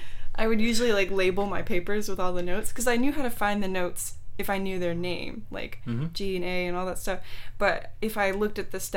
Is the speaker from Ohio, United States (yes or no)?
no; Texas, United States; born there; now in San Mateo, United States; I mean, I was born in Texas, but I didn't start playing sports really till I got here.